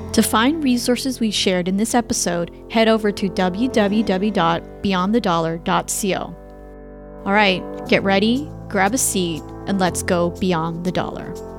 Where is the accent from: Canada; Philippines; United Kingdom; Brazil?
Canada; moved away as an adult; now in United States; I'm Canadian